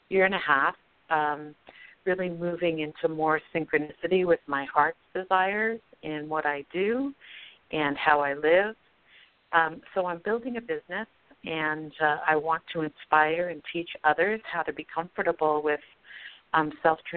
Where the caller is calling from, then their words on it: Broomfield, Colorado, United States; No, no. I'm in uh, I'm actually in Broomfield, Colorado.